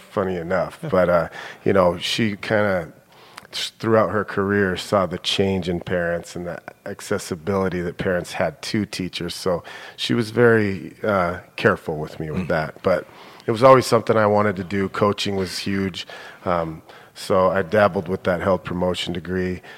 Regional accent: Billings, Montana, United States; also born or lived in Minnesota / Bozeman; I grew up here in Billings. Um, I'm a senior high kid, uh, born and raised here.

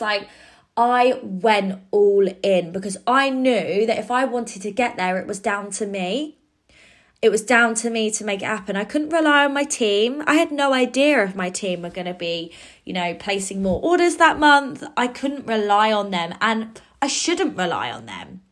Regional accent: Cambridge, East of England, United Kingdom; my hometown in Cambridge

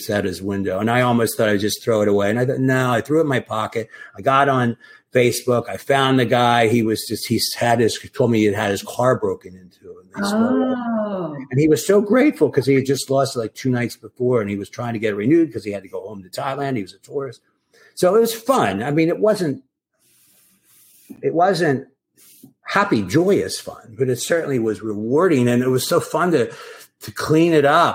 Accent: East Coast, United States; also born or lived in California / Manhattan, New York; now in Southampton, United States; I was from the East Coast

